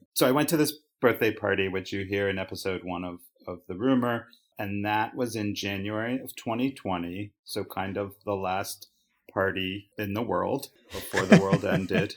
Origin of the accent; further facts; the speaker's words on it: Baltimore, Maryland, United States; moved away; growing up in Baltimore and, you know, spending at least the first half of my life in a very well-constructed Oriole bubble